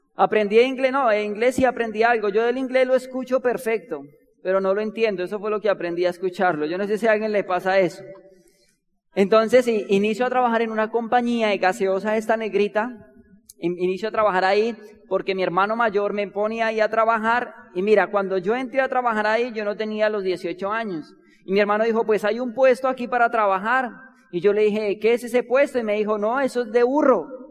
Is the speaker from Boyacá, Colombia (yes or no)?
no; Bogotá, Colombia; nosotros nacimos y nos criamos en Bogotá